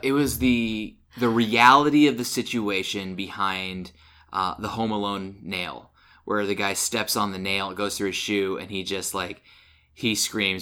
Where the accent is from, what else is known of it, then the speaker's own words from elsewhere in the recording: Illinois, United States; I grew up in Illinois, and, like, I had family who, who grew corn